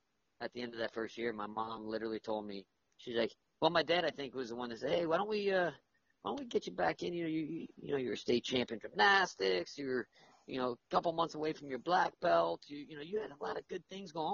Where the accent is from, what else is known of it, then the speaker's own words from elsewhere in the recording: South Florida, United States; I grew up where in South Florida